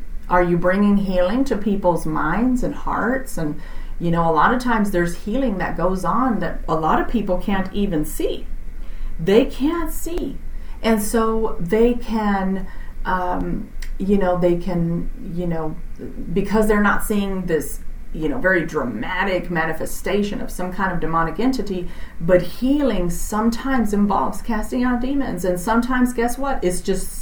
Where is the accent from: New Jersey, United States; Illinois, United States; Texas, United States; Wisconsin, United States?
Texas, United States; I'm from Texas, so I say y'all.